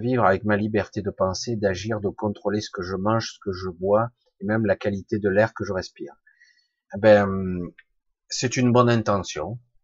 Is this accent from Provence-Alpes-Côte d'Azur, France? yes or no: yes; Marseille, Provence-Alpes-Côte d'Azur, France; now in Ardèche, France; Je vis plus à Marseille, mais je suis né à Marseille